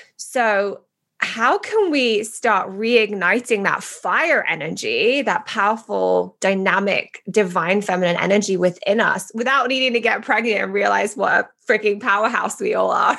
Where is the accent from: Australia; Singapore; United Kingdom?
United Kingdom; England; moved away; I love being British